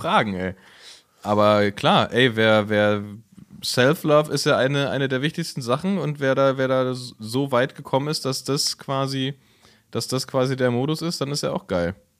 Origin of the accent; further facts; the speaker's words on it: Berlin, Germany; als Berliner, der noch nie im Berghain war